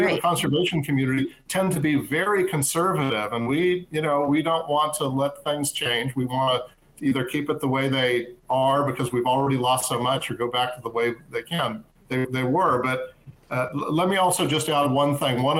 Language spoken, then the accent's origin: English; Southern California, United States; I grew up in Southern California.